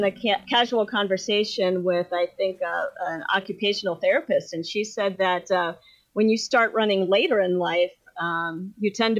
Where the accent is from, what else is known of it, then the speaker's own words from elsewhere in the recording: Ohio, United States; I'm from Ohio